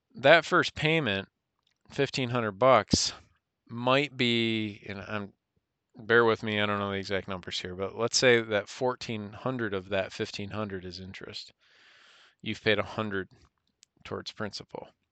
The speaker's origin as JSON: {"language": "English", "country": "United States", "said": "we as American citizens"}